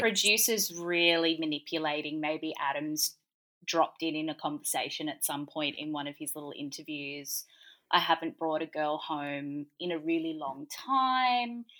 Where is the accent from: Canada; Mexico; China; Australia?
Australia; Gold Coast, Queensland; I grew up on the Gold Coast